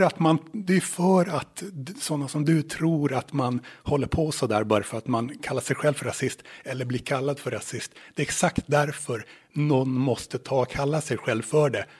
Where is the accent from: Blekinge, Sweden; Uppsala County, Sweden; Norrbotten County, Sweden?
Norrbotten County, Sweden; Luleå; moved away as an adult; now in Åland, Finland; där jag växte upp, till exempel i Luleå